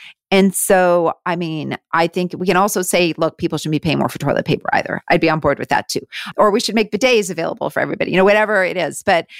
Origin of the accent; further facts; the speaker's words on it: Canada; moved away as an adult; now in United States; I live down here, but I am still Canadian. I'm still very much Canadian, and we are looking at moving back.